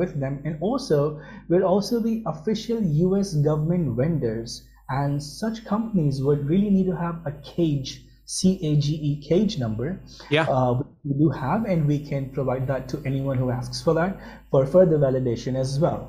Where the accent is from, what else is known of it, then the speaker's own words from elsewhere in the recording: Pakistan; moved away as an adult; also born or lived in United Kingdom; I was born and raised in Pakistan, and for my education, I traveled to UK